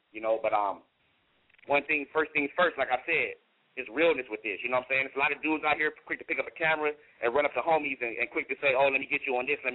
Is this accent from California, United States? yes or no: yes; San Diego, California, United States; I'm from Southeast San Diego, you know what I'm saying, originated.